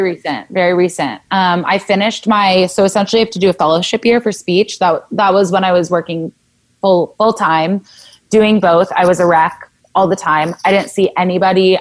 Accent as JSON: {"language": "English", "region": "Southern California", "country": "United States", "tie": "born or raised there", "said": "I grew up in Southern California"}